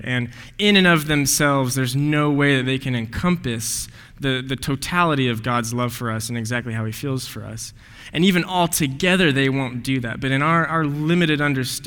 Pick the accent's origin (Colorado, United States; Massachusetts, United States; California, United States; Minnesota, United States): Colorado, United States; Highlands Ranch; moved away as an adult; also born or lived in Denver, Colorado; I was born in Denver, Colorado. It's not just south of here. It's a little bit west of here, about 1,300 miles, and grew up in a pretty affluent community. It's this town called Highlands Ranch, Colorado